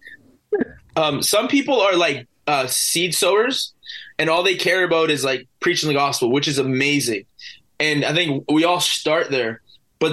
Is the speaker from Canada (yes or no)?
yes; Vancouver Island, British Columbia, Canada; here in my hometown where I labor